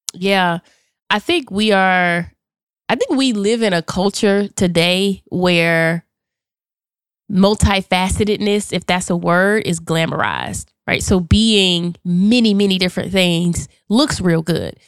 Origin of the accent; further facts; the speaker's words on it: Charlotte, North Carolina, United States; I am from Charlotte, North Carolina, born and raised